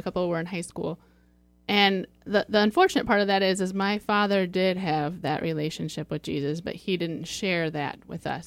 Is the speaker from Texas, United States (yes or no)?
no; Fort Wayne, Indiana, United States; moved away as an adult; now in Sylvania, United States; I'm from Fort Wayne, and we moved to Sylvania